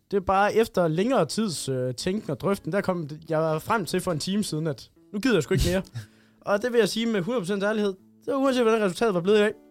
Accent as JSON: {"language": "Danish", "town": "Hørning", "region": "Central Denmark Region", "country": "Denmark", "tie": "born or raised there", "said": "Jo, det er julekalender optaget i Hørning, min hjemby, hvis I ikke vidste det."}